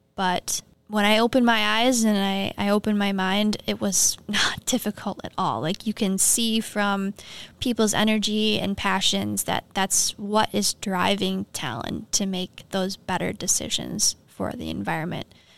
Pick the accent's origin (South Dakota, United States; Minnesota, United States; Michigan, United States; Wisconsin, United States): Minnesota, United States; also born or lived in Duluth, Minnesota; I grew up in Malacca, Minnesota, surrounded by farming, like small community